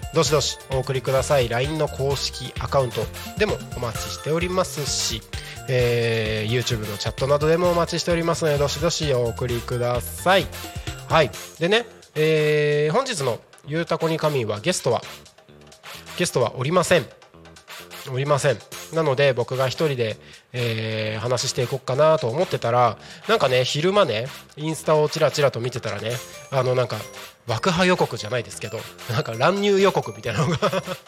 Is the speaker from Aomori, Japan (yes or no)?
yes; Takko, Aomori, Japan; moved away; 僕の地元が青森県の田子町っていう田子町、はい、田んぼの田に子供の子って書いて田子町の出身なんですけど